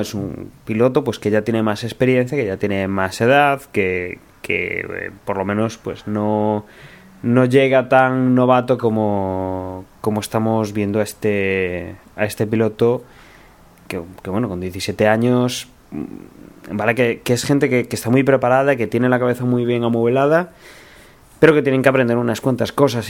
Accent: Spain; como somos españoles

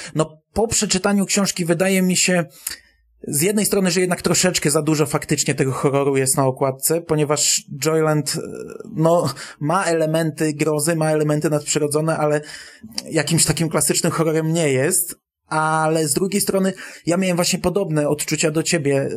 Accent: Bydgoszcz, Kuyavian-Pomeranian Voivodeship, Poland; u nas w Bydgoszczy

